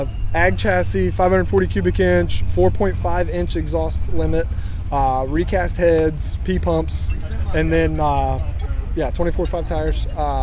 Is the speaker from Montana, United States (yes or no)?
no; Midland, Ohio, United States; I'm from Midland, Ohio, which is in southwest Ohio, not very far from Wilmington.